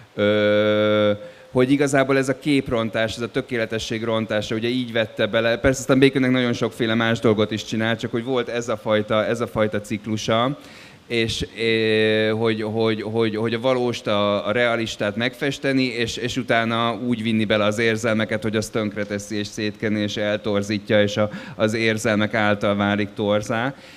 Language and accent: Hungarian; Dublin, Leinster, Ireland; moved away; én Dublinba nőttem föl